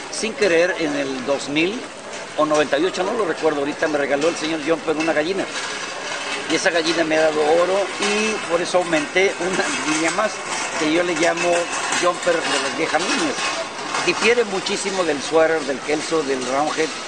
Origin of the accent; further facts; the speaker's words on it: Reynosa, Tamaulipas, Mexico; born there; now in Tuxpan, Mexico; Nací en Reynosa, pero avecinado en Tuxpan, Veracruz desde hace, de 52 o 53 años.